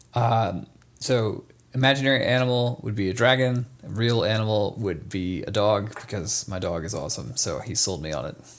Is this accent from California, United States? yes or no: no; Atlanta, Georgia, United States; now in Nevada, United States; I grew up in Atlanta, Georgia